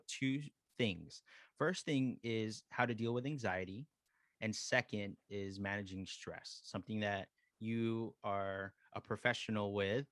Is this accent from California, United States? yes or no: yes; San Diego, California, United States; we grew up together in the dance community here in San Diego